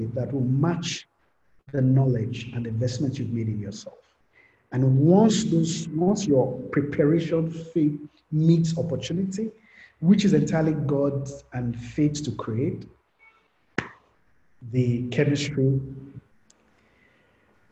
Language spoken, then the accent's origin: English; Ibadan, Oyo, Nigeria; I grew up in Ibadan